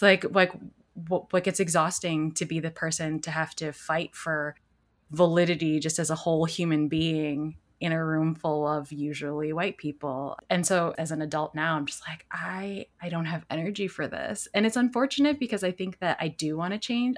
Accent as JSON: {"language": "English", "area": "suburbs of Chicago", "region": "Illinois", "country": "United States", "tie": "born or raised there", "said": "I grew up in a, in a similar situation, it, where, in the suburbs of Chicago"}